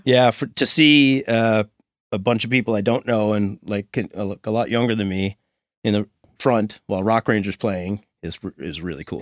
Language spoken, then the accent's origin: English; Sydney, Nova Scotia, Canada; We're from, s, both from Sydney. He's from, uh, we were talking about neighborhoods earlier, but he's from the Pier and I'm f, I was from Ashby